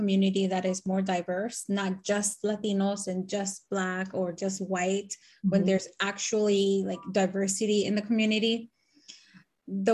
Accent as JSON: {"language": "English", "country": "United States", "tie": "born or raised there", "also_born_or_lived": "Nicaragua", "lives_now": "Maryland, United States", "said": "I've been here in the US since I was 7"}